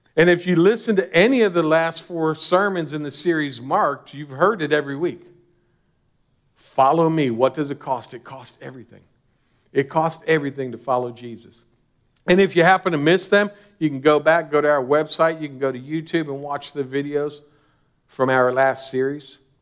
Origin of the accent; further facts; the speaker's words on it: United States; As an American Christian